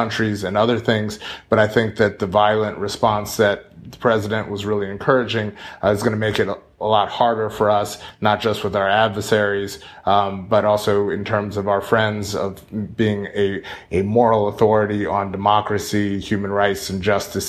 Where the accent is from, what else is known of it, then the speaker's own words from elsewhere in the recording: United States; also born or lived in France; I was from the United States.